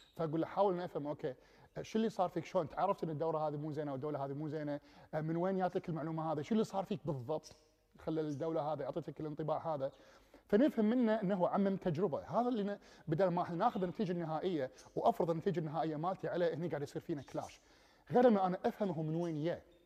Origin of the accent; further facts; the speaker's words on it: Kuwait; moved away as an adult; also born or lived in England; انا جاي من الكويت ودوله صحراويه